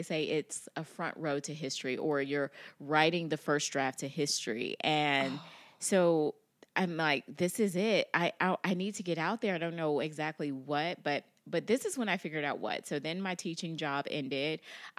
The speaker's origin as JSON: {"language": "English", "town": "Indianapolis", "region": "Indiana", "country": "United States", "tie": "born or raised there", "also_born_or_lived": "Gary", "said": "I'm from Indianapolis originally, from Gary, Indiana, and then I grew up in Indianapolis."}